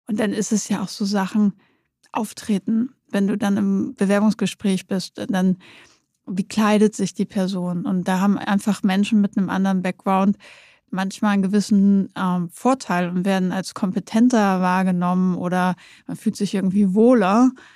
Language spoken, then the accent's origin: German; Nordenham, Lower Saxony, Germany; moved away; also born or lived in Münster; ich komme aus Nordenham. Das ist gegenüber von Bremerhaven.